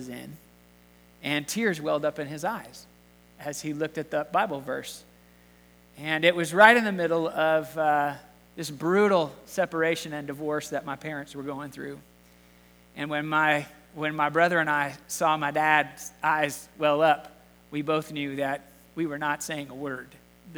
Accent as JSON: {"language": "English", "region": "Southern California", "country": "United States", "tie": "born or raised there", "moved": "yes"}